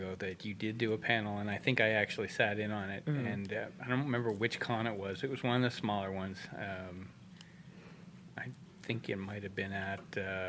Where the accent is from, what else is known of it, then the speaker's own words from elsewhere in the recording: Nova Scotia, Canada; also born or lived in Oceanside, California / Seattle / Georgia; now in Arizona, United States; and then Nova Scotia, Canada, where I spent most of my years as a youth. Most of my education was up in Canada, and then down here for the last 30-some-odd years.